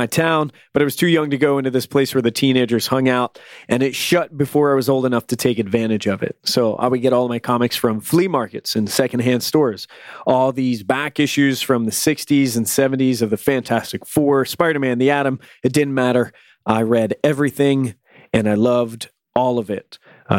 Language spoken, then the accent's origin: English; Toronto, Ontario, Canada; born there; Even though I was born in Toronto, I grew up in a small town without a lot of access to new comics